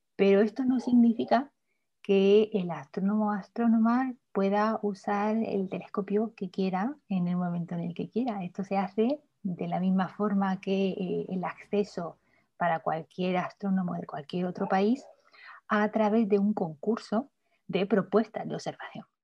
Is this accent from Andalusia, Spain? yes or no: no; Murcia, Region of Murcia, Spain; moved away as an adult; also born or lived in Tenerife, Spain / Granada, Spain; now in Chile; empecé mis estudios en mi ciudad natal, en Murcia